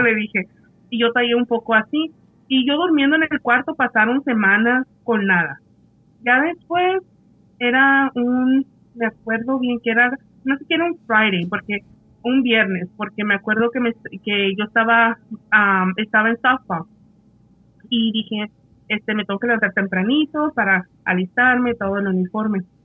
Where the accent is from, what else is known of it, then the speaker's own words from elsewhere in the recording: Mexico; somos mexicanos